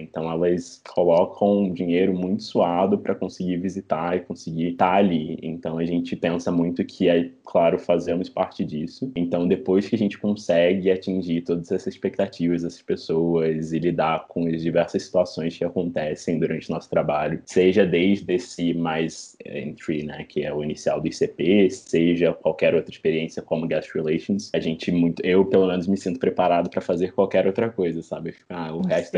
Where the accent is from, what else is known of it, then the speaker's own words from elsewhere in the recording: Rio de Janeiro, Brazil; now in São Paulo, Brazil; sou do Rio de Janeiro